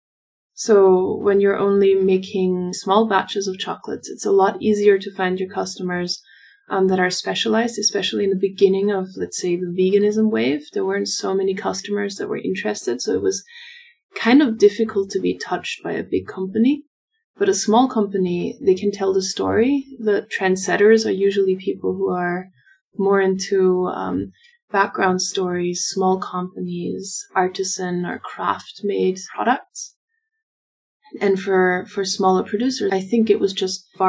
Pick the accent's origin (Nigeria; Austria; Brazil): Austria; We're from Austria